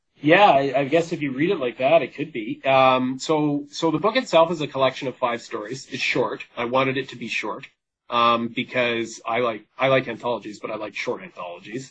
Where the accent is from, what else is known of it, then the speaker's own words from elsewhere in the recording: British Columbia, Canada; I'm Canadian, but I identify as a British Columbian first.